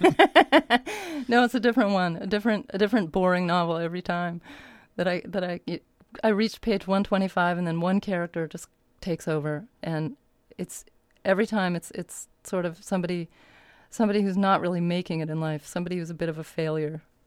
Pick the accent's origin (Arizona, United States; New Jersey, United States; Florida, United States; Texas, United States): Arizona, United States; moved away as an adult; also born or lived in Berkeley, California / New York; I grew up in Berkeley until I was eight, and then we moved to Arizona where I finished my childhood.